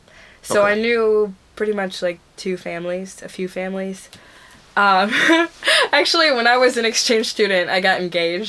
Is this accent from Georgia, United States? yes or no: no; Minneapolis, Minnesota, United States; born or raised there